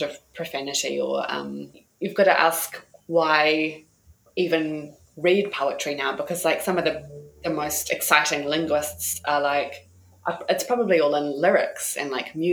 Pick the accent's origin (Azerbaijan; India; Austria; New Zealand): New Zealand; we grew up in New Zealand with a very British tradition of poetry